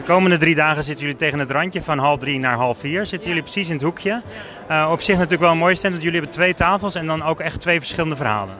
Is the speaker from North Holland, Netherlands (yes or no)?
yes; Alkmaar, North Holland, Netherlands; ik kom uit Alkmaar